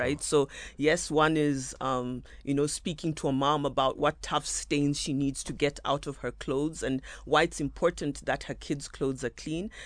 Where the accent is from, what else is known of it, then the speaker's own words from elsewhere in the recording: Kenya; moved away as an adult; also born or lived in South Africa; now in Nairobi, Kenya; I'm born and bred in Kenya